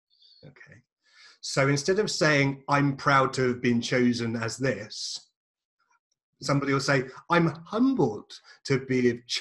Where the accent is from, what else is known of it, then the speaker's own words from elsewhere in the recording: England, United Kingdom; and I'm English